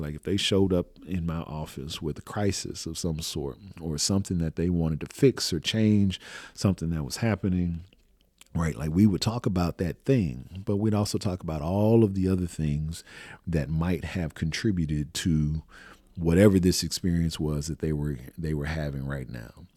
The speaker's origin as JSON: {"language": "English", "town": "Houston", "region": "Texas", "country": "United States", "tie": "born or raised there", "said": "I was born and raised in Houston, Texas."}